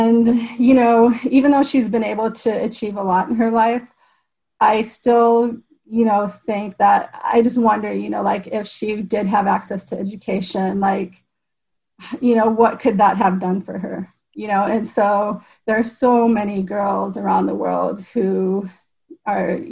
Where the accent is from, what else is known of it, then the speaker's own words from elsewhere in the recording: Iowa, United States; I grew up in Iowa